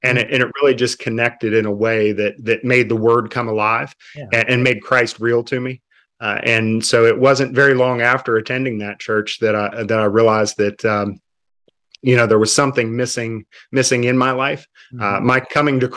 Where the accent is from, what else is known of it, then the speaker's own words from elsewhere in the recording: Worthington, West Virginia, United States; moved away as an adult; now in Mexico; I grew up in a city called Fairmont, just a small town actually outside of Fairmont called Worthington, a town of about 200 people